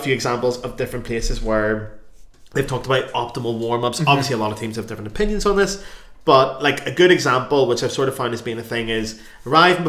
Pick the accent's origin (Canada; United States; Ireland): Ireland; moved away; we're Irish